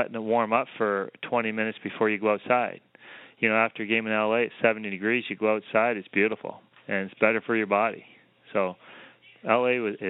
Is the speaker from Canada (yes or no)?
yes; Canada; moved away as an adult; now in Los Angeles, United States; I came from maybe the smallest town in Canada to the largest city in the U.S. I went to LA, and you know, you got palm trees. Like, you know, I grew up skating on frozen ponds outside